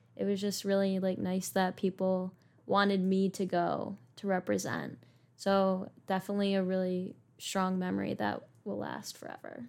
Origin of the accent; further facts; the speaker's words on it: Lancaster, New York, United States; I am from Lancaster, New York